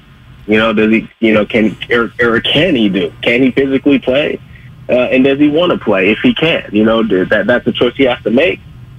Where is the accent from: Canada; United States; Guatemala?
United States; Fremont, California; shout out to Irvington High School, man, all the people I grew up with in Fremont, man.